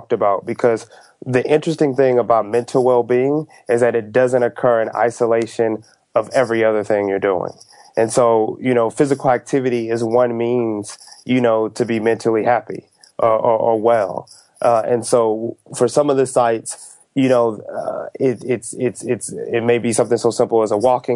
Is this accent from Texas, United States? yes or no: yes; Texas, United States; moved away; I'm from the South, and so I grew up in Texas